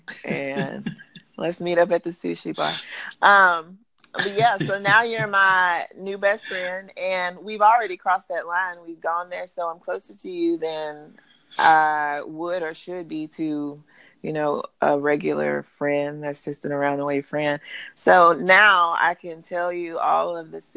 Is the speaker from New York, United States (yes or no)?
no; Alabama, United States; moved away as an adult; I'm originally from Alabama, moved down here to coach volleyball